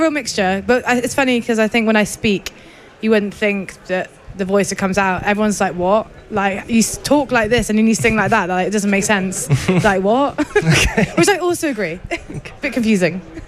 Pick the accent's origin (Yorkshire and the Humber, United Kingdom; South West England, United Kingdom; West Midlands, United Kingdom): South West England, United Kingdom; West Country; accent: West Country; now in Bristol, United Kingdom; I grew up in the West Country